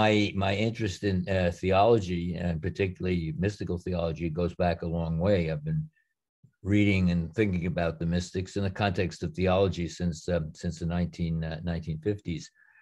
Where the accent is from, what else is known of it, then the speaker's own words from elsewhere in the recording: Yonkers, New York, United States; I was born in 1937 in Yonkers, right outside New York City, and grew up in very Catholic, American-Irish Catholic environment.